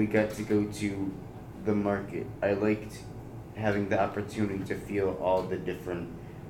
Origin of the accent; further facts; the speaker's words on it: Toledo, Ohio, United States; I am from Toledo, Ohio.